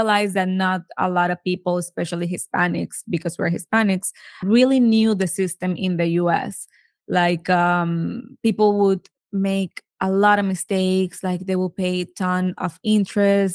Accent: Venezuela; moved away as an adult; now in United States; So we are both from Venezuela. We moved to the States back in 2010.

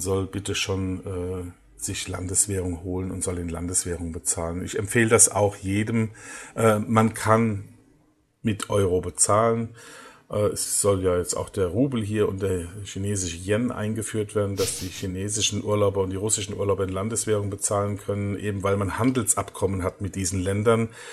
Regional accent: Germany; now in Egypt; bei uns in Deutschland

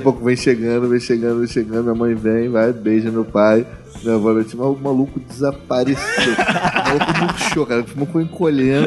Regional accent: Niterói, Rio de Janeiro, Brazil; quando era moleque, lá em Niterói a gente subia muito morro

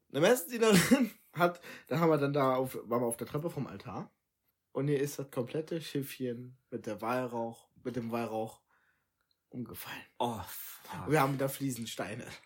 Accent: Trier, Rhineland-Palatinate, Germany; ich bin in Trier geboren.

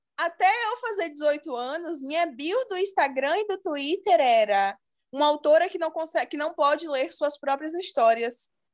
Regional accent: Bahia, Brazil; eu sou da Bahia

